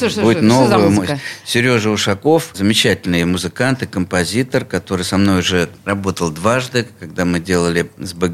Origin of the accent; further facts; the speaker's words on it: Pskov, Pskov Oblast, Russia; also born or lived in Bishkek, Kyrgyzstan; Нет, я не родился не в Пскове, я родился вообще в теперешнем городе Бишкек